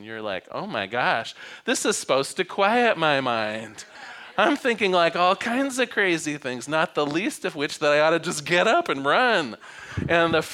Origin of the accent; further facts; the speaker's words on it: Newport, Oregon, United States; also born or lived in Eugene, Oregon; I was born on the Oregon coast. I was used to silence at night. I mean, Newport, Oregon at 5 o'clock, it folds up